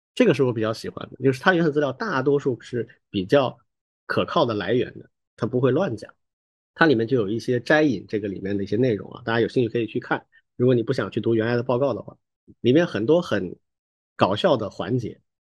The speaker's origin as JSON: {"language": "Chinese", "country": "China", "said": "我们中国人"}